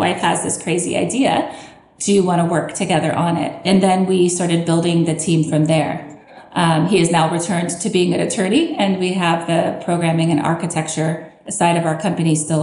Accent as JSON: {"language": "English", "region": "Southern California", "country": "United States", "also_born_or_lived": "Lawrence, Kansas / Philadelphia", "moved": "as an adult", "lives_now": "Kansas, United States", "said": "I'm actually originally from Southern California."}